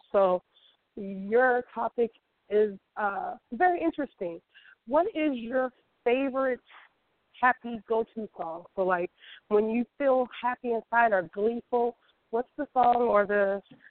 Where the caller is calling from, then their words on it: the Bay Area, California, United States; I'm calling from the Bay Area.